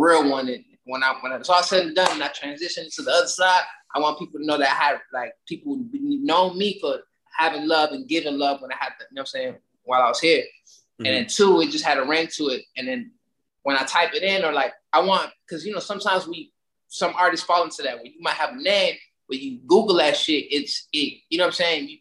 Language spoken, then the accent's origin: English; Miami, Florida, United States; I was born in Miami, you feel me? I was born down south. I mean, I'm saying like the down south, I've been in the hood the majority of my life.